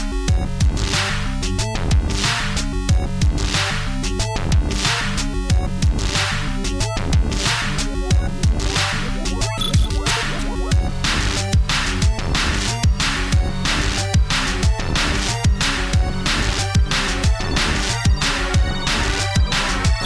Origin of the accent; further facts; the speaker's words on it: Secaucus, New Jersey, United States; my hometown